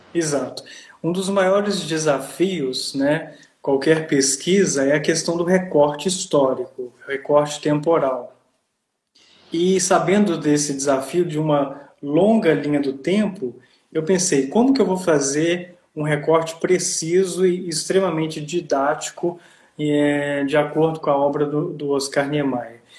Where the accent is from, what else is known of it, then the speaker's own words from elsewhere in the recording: Ouro Preto, Minas Gerais, Brazil; now in Italy; eu sou de Ouro Preto, é, em Minas Gerais